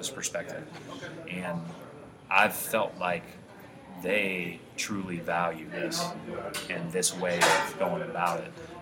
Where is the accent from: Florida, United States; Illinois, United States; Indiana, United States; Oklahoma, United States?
Indiana, United States; I was born in Indiana